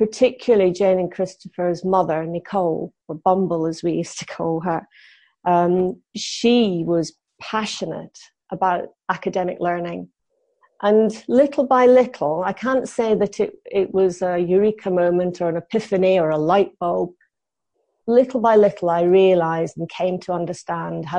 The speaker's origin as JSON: {"language": "English", "region": "Scotland", "country": "United Kingdom", "tie": "born or raised there", "also_born_or_lived": "Essex", "moved": "as an adult", "said": "where I grew up in Scotland"}